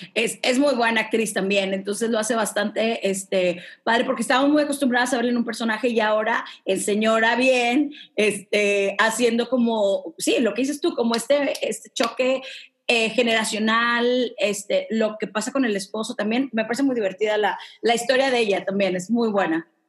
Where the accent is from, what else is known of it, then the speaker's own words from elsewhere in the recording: Mexico City, Mexico; yo que soy de la Roma y vivo en la Roma, en Ciudad de México